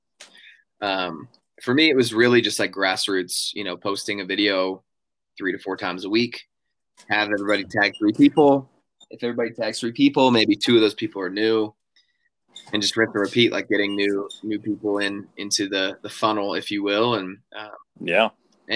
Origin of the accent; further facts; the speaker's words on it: Denver, Colorado, United States; now in Nashville, United States; I grew up in Colorado